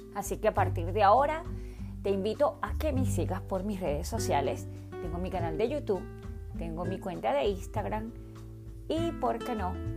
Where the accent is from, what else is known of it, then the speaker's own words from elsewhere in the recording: Caracas, Capital District, Venezuela; Nací en Caracas, Venezuela, hace 49 años.